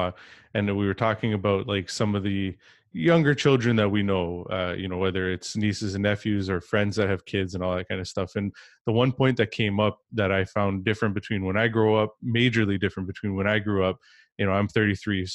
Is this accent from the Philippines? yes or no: no; Canada; I'm from Canada